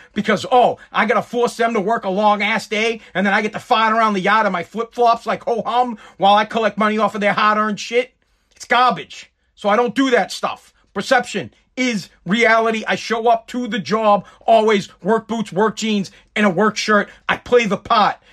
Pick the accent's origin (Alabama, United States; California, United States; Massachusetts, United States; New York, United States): Massachusetts, United States; I am from Massachusetts.